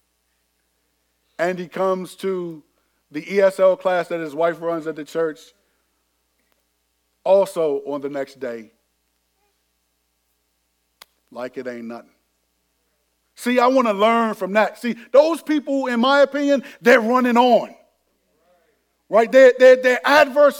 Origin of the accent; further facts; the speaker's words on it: Landover, Maryland, United States; this was in middle school, went to Benjamin Tasker over in Bowie, even though I was from Landover